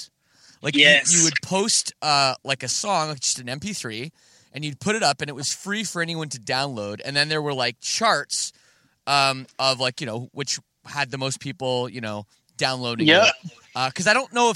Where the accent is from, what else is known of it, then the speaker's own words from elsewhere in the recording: Canada; I'm from Canada, so I'm literally, you know, in a different country